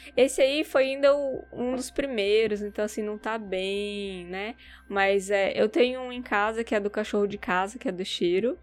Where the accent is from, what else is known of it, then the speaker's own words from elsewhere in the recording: Campo Grande, Mato Grosso do Sul, Brazil; moved away as an adult; also born or lived in Dourados, Brazil; now in Japan; sou de Dourados, né, mas eu cresci em Campo Grande